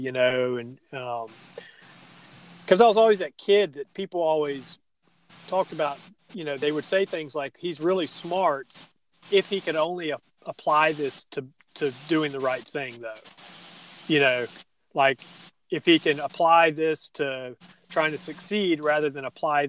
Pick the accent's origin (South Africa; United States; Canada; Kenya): United States; Stone Mountain, Georgia; I grew up in Stone Mountain, and I was born in the late 70s